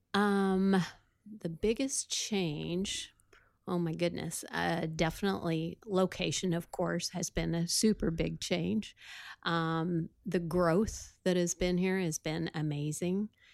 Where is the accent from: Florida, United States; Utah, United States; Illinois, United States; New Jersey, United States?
Illinois, United States; Sullivan; I was from Sullivan, Illinois